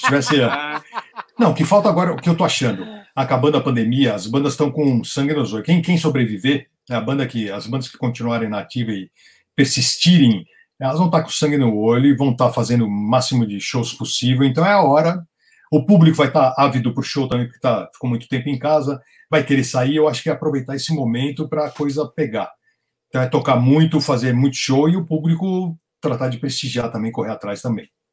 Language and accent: Portuguese; Brazil; eu sou brasileiro, eu sou colecionador